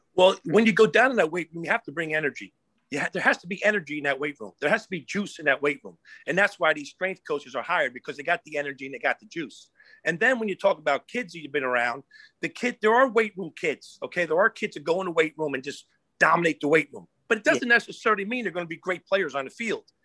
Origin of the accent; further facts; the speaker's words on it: New Jersey, United States; here I am at Rutgers coming from Florida State, North Carolina State, my home state, New Jersey